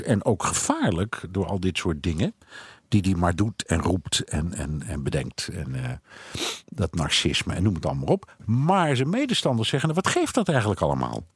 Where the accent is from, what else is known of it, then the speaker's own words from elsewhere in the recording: Netherlands; moved away as an adult; now in United States; ik kom uit Nederland